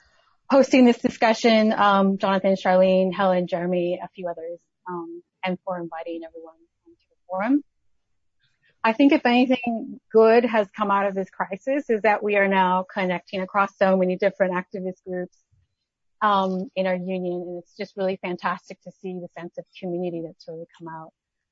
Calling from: Melbourne, Victoria, Australia; I'm actually calling from Melbourne

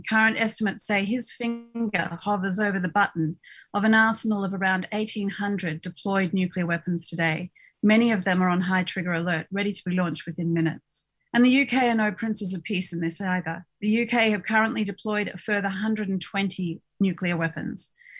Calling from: Melbourne, Victoria, Australia; I'm speaking tonight from Naam on the lands of the Wurundjeri people

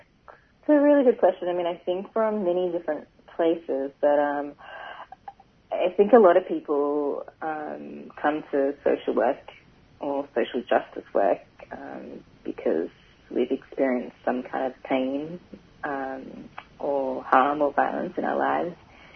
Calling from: Paddington, Queensland, Australia; I'm calling in from, well, my office at the moment in Paddington. But, yeah, I live and work on Yagara and Turrbal country.

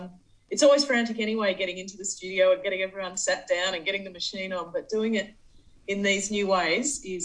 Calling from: Central Victoria, Australia; I'm calling in from Central Victoria, obviously.

